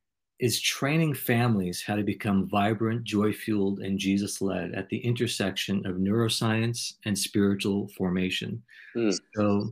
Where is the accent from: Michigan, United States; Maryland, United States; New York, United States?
New York, United States; accent: New York; now in South Carolina, United States; I just moved here about 9 months ago from New York, and sometimes I slide into my New York accent.